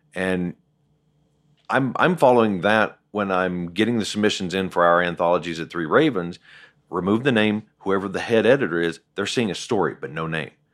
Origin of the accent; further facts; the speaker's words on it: Southern West Virginia, United States; I grew up in Southern West Virginia, so the coal mine reference is applicable